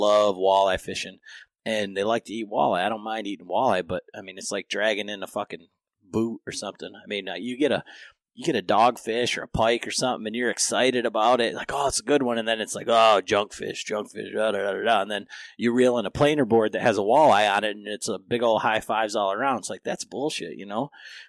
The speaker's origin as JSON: {"language": "English", "region": "Michigan", "country": "United States", "tie": "born or raised there", "said": "growing up in Michigan and, I mean, with ponds and the big lake and everybody having a boat"}